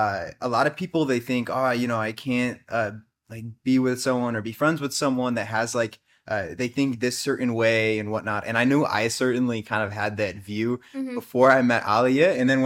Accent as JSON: {"language": "English", "country": "United States", "said": "Like literally from opposite places on the planet. Like I'm from America."}